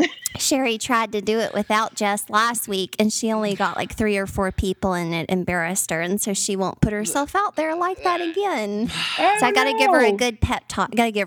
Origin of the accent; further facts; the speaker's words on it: Baton Rouge, Louisiana, United States; Yeah, so I'm from Southern Louisiana. I'm from Baton Rouge. Louisiana. That's where my whole family still resides. And so I'm Cajun at my roots.